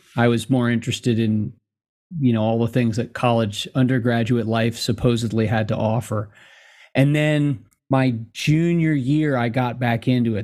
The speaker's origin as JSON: {"language": "English", "country": "United States", "said": "being American is 'cause we're all mutts here"}